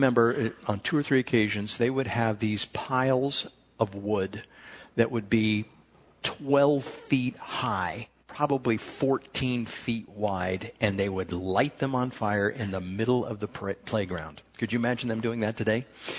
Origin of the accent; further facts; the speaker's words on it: Chula Vista, California, United States; I grew up in Chula Vista, We went to Rosebank Elementary School